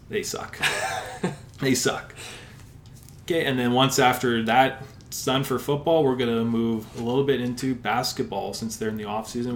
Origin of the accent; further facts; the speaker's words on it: Sherwood Park, Alberta, Canada; I am from Sherwood Park, Alberta, just about five minutes outside of Edmonton